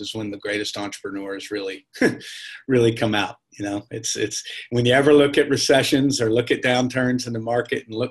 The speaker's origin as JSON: {"language": "English", "region": "West Virginia", "country": "United States", "tie": "born or raised there", "moved": "as an adult", "lives_now": "Nashville, United States", "said": "Native of West Virginia, so most of my buddies that I grew up with live in Charlotte because that's where the jobs are. So I've been in Nashville for since 94"}